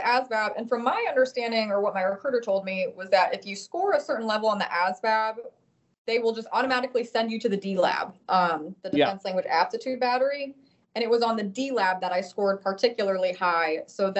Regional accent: Cuyahoga Falls, Ohio, United States; moved away as an adult; now in New Bern, United States; I am originally from Cuyahoga Falls, Ohio, a tiny town. It's not tiny at all. Outside of Akron, Ohio, the land of LeBron James and the Cleveland Browns.

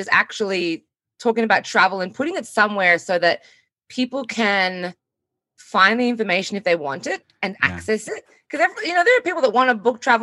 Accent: Australia; we are two Australian travel professionals

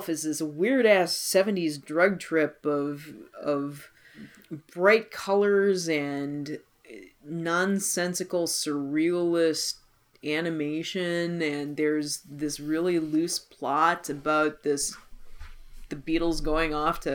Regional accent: United States; we're American.

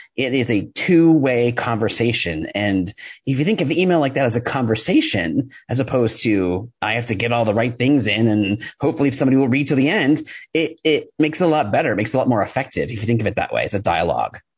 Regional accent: New York, United States; I'm a New Yorker. I talk fast

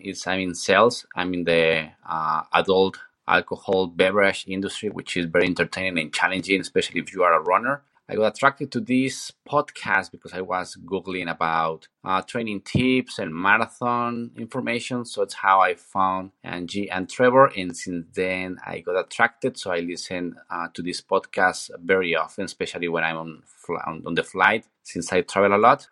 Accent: Mexico City, Mexico; moved away as an adult; now in Phoenix, United States; I'm from Mexico City and I live in Phoenix, Arizona since 2016.

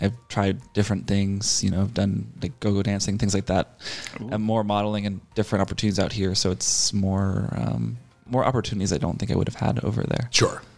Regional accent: Boston, Massachusetts, United States; moved away as an adult; now in Los Angeles, United States; I grew up in Boston and I moved into LA when I was 25.

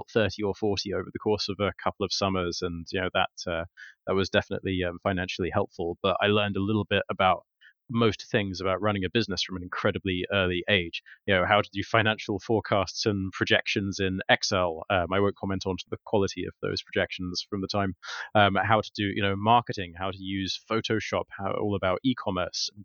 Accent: Kent, South East England, United Kingdom; moved away as an adult; also born or lived in Warwick; now in London, United Kingdom; From 6 to 18, I lived in the countryside in deepest, darkest Kent

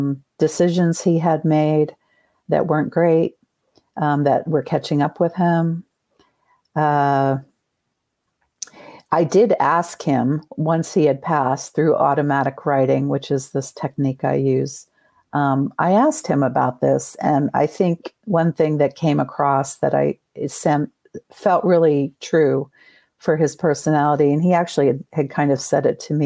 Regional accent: New Jersey, United States; We grew up in New Jersey

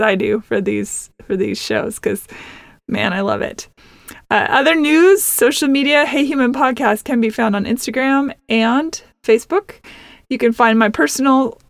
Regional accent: Seattle, Washington, United States; also born or lived in Nashville; now in Los Angeles, United States; I am from originally Seattle

